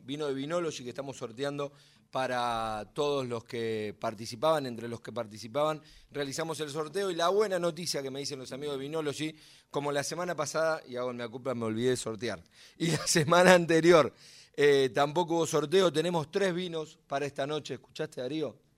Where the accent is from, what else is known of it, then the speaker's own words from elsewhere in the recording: Buenos Aires Province, Argentina; Yo no soy porteño, soy bonaerense